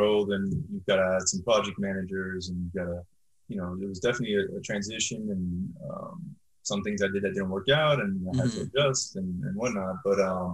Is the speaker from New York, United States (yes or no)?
no; Miami, Florida, United States; I'm born and raised in Miami, Florida